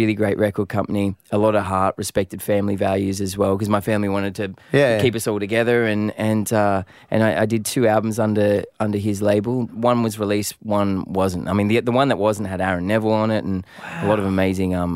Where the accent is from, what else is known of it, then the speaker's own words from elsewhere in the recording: Sydney, New South Wales, Australia; I grew up in Southwest Sydney